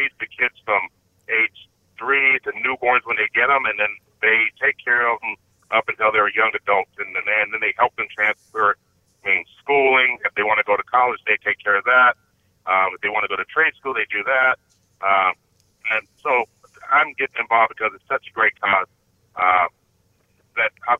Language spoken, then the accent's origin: English; Avondale, Arizona, United States; moved away as an adult; I grew up with Sally in my hometown of Avondale where I grew up.